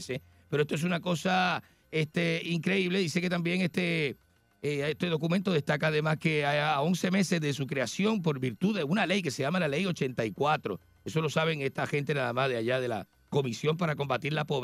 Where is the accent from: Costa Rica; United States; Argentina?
Argentina; yo vengo de Argentina.